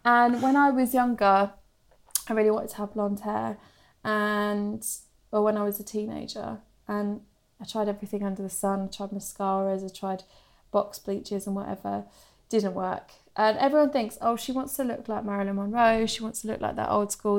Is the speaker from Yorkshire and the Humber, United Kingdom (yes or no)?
no; Suffolk, East of England, United Kingdom; now in London, United Kingdom; Obviously, I live in London now, but I'm from Suffolk